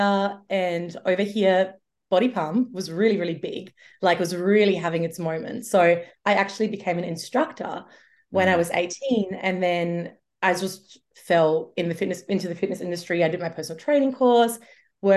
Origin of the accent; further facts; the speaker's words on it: Germany; moved away; I grew up in Germany